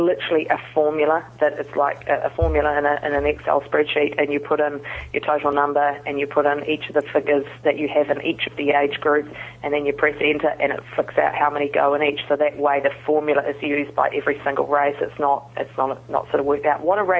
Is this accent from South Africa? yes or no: no; New Zealand; and I'm actually from New Zealand.